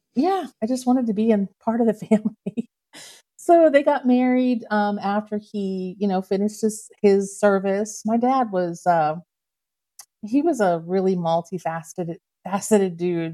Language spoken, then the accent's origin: English; Canton, Ohio, United States; I was born and raised in Canton, Ohio